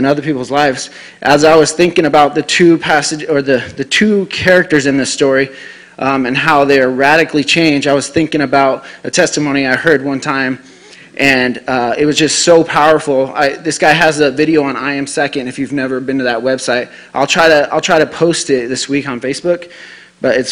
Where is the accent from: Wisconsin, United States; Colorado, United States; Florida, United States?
Colorado, United States; Denver; moved away as an adult; now in Rapid City, United States; I'm from the Denver area